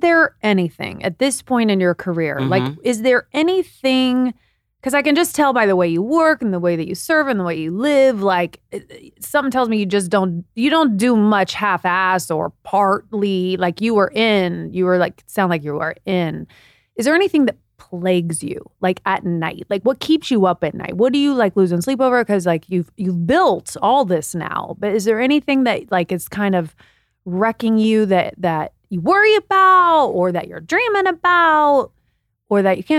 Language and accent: English; Midwest, United States; now in Los Angeles, United States; And I'm not from here. Mm-hmm. I'm from the Midwest.